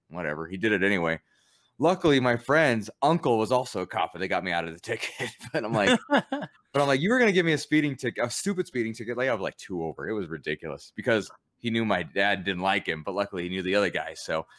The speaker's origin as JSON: {"language": "English", "town": "Pueblo", "region": "Colorado", "country": "United States", "tie": "born or raised there", "said": "growing up in Pueblo, Colorado, people know everybody there."}